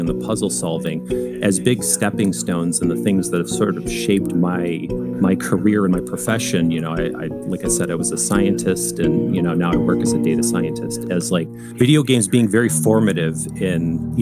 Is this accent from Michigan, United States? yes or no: yes; Michigan, United States; moved away as an adult; also born or lived in Illinois; now in Connecticut, United States; so we're originally from Michigan